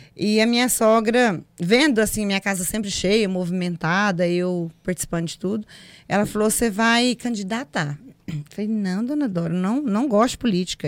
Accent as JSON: {"language": "Portuguese", "town": "Pedra Branca", "country": "Brazil", "tie": "born or raised there", "said": "eu nasci na Pedra Branca, próximo aqui. É, fui criada com a minha mãe, com a minha avó. Estudei na zona rural uma parte"}